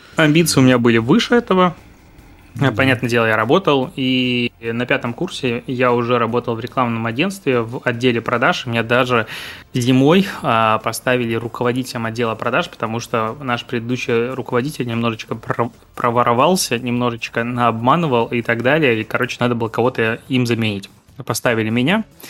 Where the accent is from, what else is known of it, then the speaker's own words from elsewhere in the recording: Pinsk, Brest Region, Belarus; also born or lived in Crimea (near Feodosia) / Minsk; родился я в Крыму, недалеко от, э, Феодосии, и проводил там каждое лето. М, но, по сути, жил и вырос в Беларуси, небольшой город на границе с Украиной, город Пинск